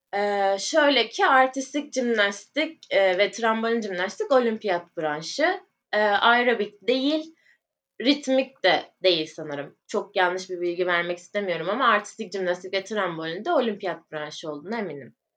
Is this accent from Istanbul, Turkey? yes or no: no; İzmir, Turkey; also born or lived in Urla; İzmirliyim. Ee, aslen baba tarafı Bulgaristan göçmeni. Bu şekilde şu anda Urla'da yaşıyorum